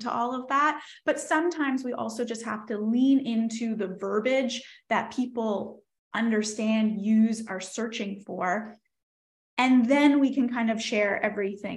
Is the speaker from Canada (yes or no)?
yes; Nova Scotia, Canada; I'm from Nova Scotia.